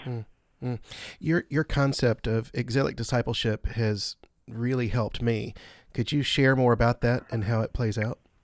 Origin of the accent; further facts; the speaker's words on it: the South, United States; I grew up in the Jerusalem of all Jerusalems as a Christian in the South